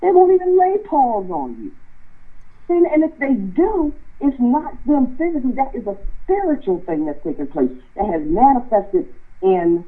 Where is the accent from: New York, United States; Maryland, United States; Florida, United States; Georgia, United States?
Maryland, United States; Southern; I grew up in Southern Maryland